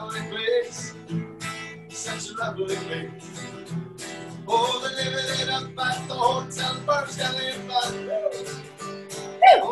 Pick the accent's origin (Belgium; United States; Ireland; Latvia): Ireland; moved away as an adult; also born or lived in Canada; now in Dubai, United Arab Emirates; us as Irish